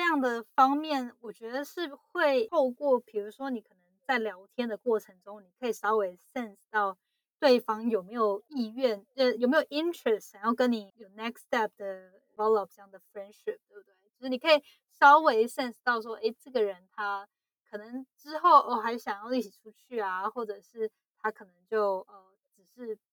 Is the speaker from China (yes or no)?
no; Taiwan; moved away as an adult; now in United States; 因为我是在台湾长大的嘛，然后，呃，大学毕业后才来美国